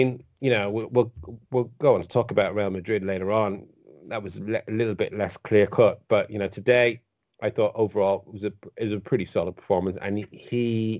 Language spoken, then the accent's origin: English; Ireland; And as an Irish guy, you know, I've spent a lifetime just watching England in bemusement